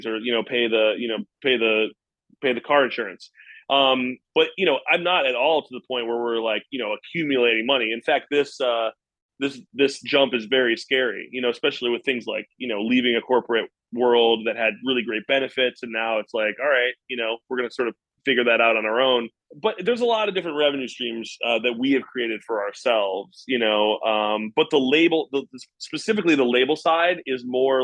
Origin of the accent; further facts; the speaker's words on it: United States; as an American